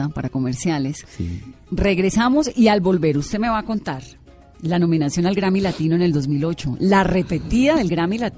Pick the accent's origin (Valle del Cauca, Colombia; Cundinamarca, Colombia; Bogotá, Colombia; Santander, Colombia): Valle del Cauca, Colombia; Cali; yo soy del Pacífico, yo soy caleña y en Cali uno realmente respira mm. música todo el tiempo.